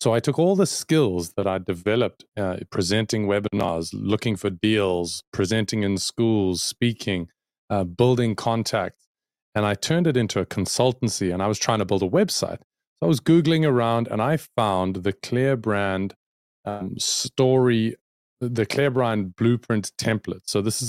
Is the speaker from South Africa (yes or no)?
yes; South Africa; I'm a South African, born and bred and based in South Africa, working for an American company called clearbrand.com.